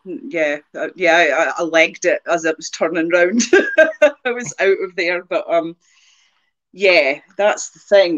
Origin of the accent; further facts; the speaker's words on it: near the Angus Glens, Scotland, United Kingdom; you can drive from where I grew up to the Glens in half an hour